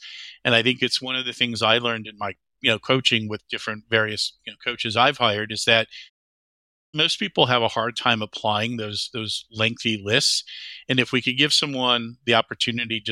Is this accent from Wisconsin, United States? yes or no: yes; Whitefish Bay, Wisconsin, United States; moved away as an adult; also born or lived in Charleston, South Carolina / Madison, Wisconsin; I grew up in Whitefish Bay is a suburb of Milwaukee. So I grew up there